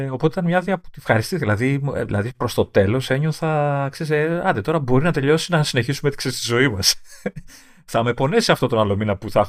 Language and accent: Greek; Greece; Είμαι από Ελλάδα.